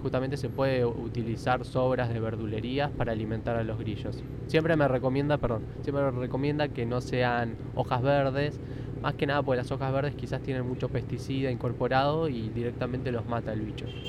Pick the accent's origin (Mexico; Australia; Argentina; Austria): Argentina; Yo soy argentino, padres argentinos, ya. bisabuelos españoles